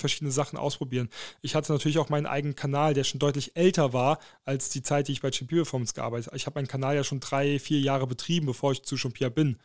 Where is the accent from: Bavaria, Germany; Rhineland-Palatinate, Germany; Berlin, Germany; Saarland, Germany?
Saarland, Germany; moved away; also born or lived in Dortmund; für mich als Saarländer